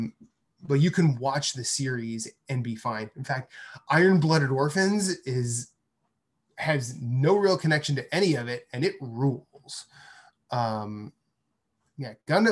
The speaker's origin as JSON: {"language": "English", "country": "United States", "tie": "born or raised there", "said": "I grew up here"}